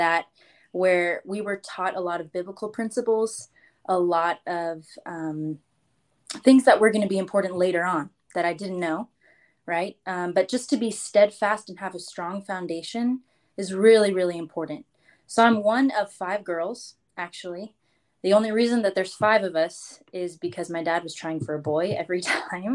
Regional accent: California, United States; I am a California girl. I was raised in the rancheros in the desert, not the beach

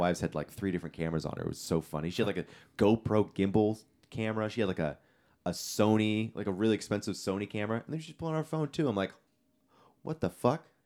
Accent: California, United States; being a Californian

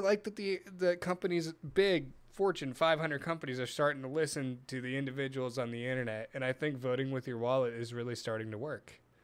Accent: Dallas, Texas, United States; from Dallas

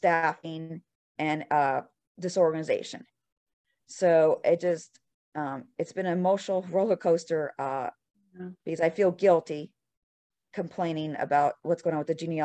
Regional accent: United States; I'm American

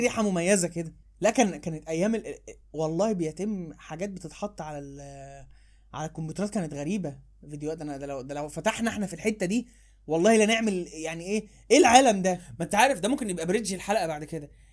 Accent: Egypt; احنا انا وانت، كبشر، كمصريين

